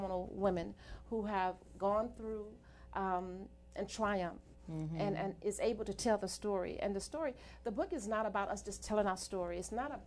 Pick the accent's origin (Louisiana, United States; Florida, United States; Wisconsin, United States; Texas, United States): Louisiana, United States; Amite; moved away; also born or lived in Georgia; I'm from originally from Louisiana